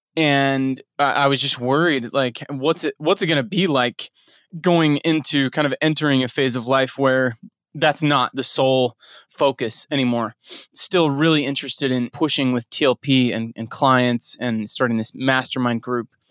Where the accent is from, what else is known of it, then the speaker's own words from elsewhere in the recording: Utah, United States; moved away; also born or lived in Nebraska / Texas; growing up in Utah